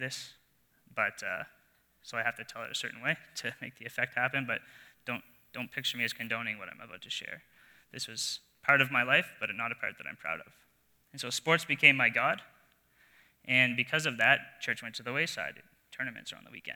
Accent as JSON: {"language": "English", "region": "New Brunswick", "country": "Canada", "tie": "born or raised there", "moved": "yes", "said": "I grew up in New Brunswick, in a small town, surrounded by family"}